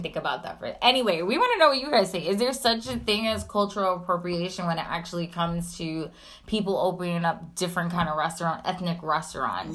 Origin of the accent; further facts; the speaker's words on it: New York City, New York, United States; as a New Yorker